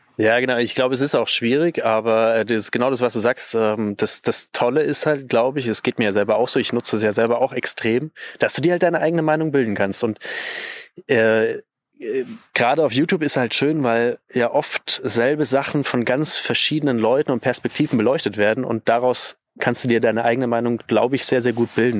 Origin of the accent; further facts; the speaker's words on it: Bavaria, Germany; bei uns in Bayern